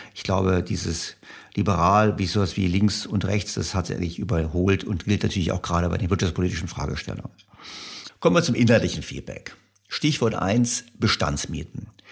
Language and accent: German; Germany; als Deutscher